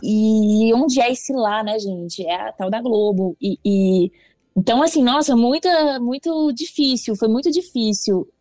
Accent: Belo Horizonte, Minas Gerais, Brazil; moved away as an adult; now in São Paulo, Brazil; Eu sou de Belo Horizonte

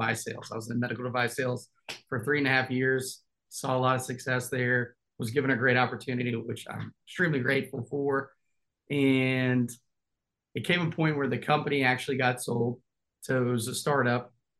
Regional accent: Memphis, Tennessee, United States; moved away as an adult; now in Nashville, United States; I'm from Memphis, Tennessee originally, born and raised there. So I am from Tennessee.

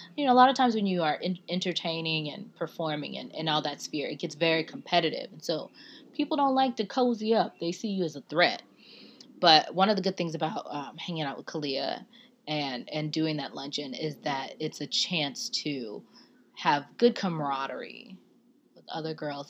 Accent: the South, United States; I'm from the South.

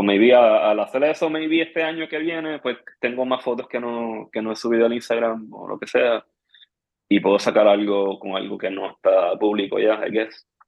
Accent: Trujillo Alto, Puerto Rico; yo me crié en Trujillo Alto

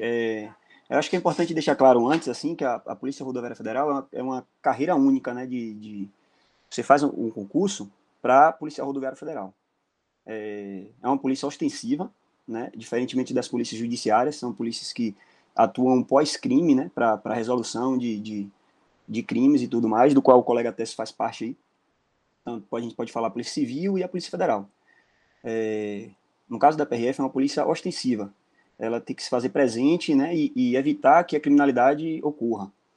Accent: Mutuípe, Bahia, Brazil; now in Brasília, Brazil; sou natural da cidade de Mutuípe, Bahia

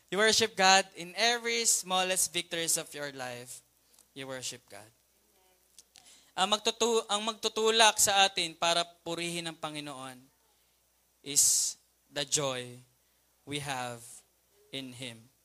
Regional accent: Philippines; also born or lived in Mandaluyong

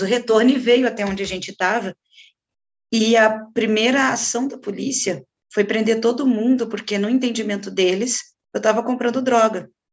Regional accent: Rio de Janeiro, Brazil; moved away as an adult; now in Curitiba, Brazil; do que era no Rio de Janeiro, que é de onde eu vim

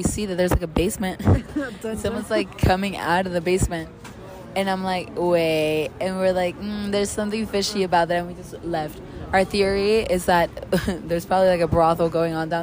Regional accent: Miami, Florida, United States; We're all from the South, in quotation marks. I mean, we're from Miami

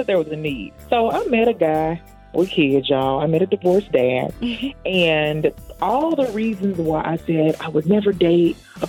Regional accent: Memphis, Tennessee, United States; moved away as an adult; now in New York, United States; I was born and raised in Memphis, Tennessee

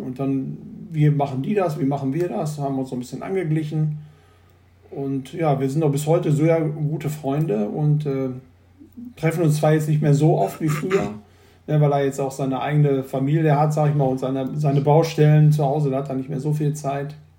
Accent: the Ruhr, North Rhine-Westphalia, Germany; ich bin äh, in Nordrhein-Westfalen geboren und äh, im Pott. Und äh, den liebe ich auch.

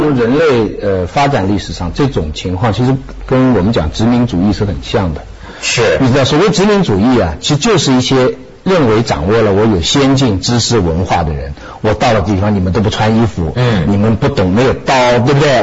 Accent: China; 我们中国人

